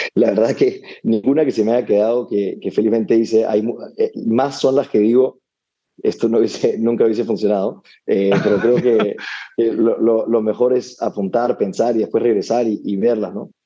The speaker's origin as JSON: {"language": "Spanish", "region": "Lima", "country": "Peru", "tie": "born or raised there", "also_born_or_lived": "United States", "moved": "as an adult", "said": "nací, y crecí en Lima"}